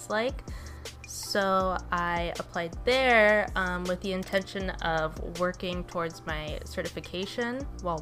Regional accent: Oxnard, California, United States; also born or lived in Conejo Valley / Ventura; I grew up here, like in Oxnard.

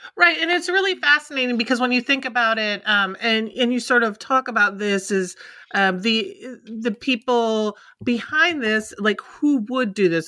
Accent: Minnesota, United States; I grew up in Minnesota, so this one is close to home for me

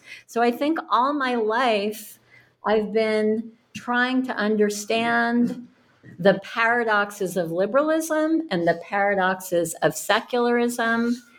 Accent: Cambridge, Massachusetts, United States; But I grew up in Cambridge, Mass. I was born in 1961.

